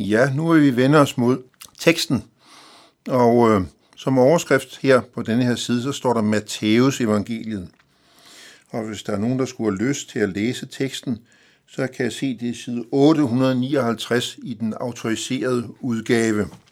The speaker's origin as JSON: {"language": "Danish", "country": "Denmark"}